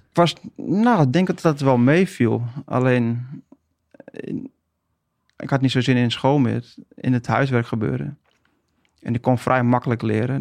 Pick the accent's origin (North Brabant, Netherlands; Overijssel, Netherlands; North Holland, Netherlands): North Holland, Netherlands; Haarlem; moved away as an adult; now in Friesland, Netherlands; Geboren en getogen in Haarlem